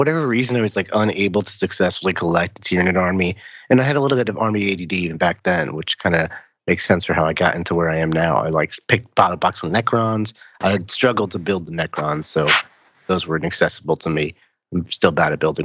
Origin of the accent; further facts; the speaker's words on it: New Jersey, United States; I'm from New Jersey